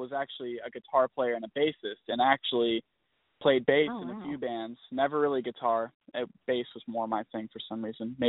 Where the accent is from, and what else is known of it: Georgia, United States; born or raised there; also born or lived in Florida